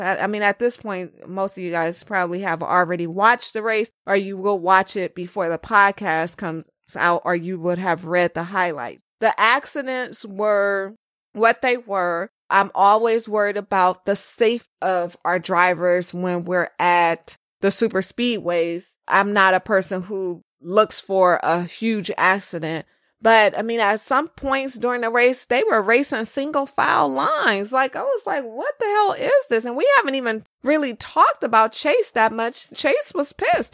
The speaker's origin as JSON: {"language": "English", "region": "California", "country": "United States", "said": "I'm from California, the land of sushi and Mexican food"}